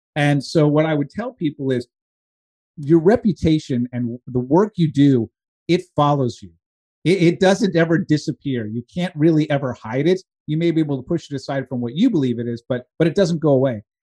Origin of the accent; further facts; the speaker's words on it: East Coast, United States; I grew up on the East Coast